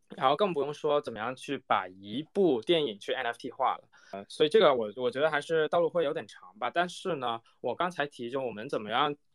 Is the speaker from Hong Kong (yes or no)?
yes; Hong Kong; 我是在香港长大的嘛